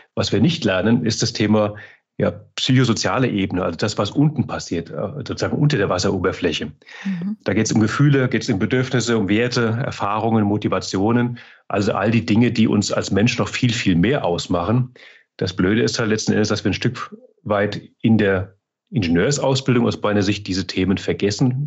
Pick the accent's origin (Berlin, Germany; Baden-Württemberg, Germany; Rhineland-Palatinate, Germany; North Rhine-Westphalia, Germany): Rhineland-Palatinate, Germany; Mainz; moved away as an adult; also born or lived in Frankfurt region; now in Altmühltal, Germany; Ich bin ja, auch wenn ich heute im Altmühltal wohne, gebürtiger Mainzer, Mainzer Bub